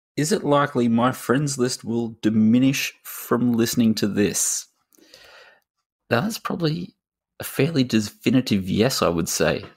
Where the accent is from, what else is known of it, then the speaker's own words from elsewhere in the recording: Australia; as an Aussie